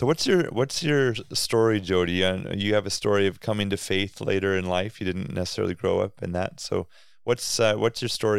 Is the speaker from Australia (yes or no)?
no; Canada; That's how you know we're Canadian, because Braden says St. Louis.